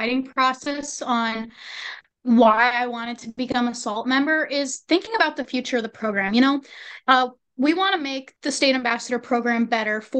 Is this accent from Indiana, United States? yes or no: no; Sibley County, Minnesota, United States; from Sibley County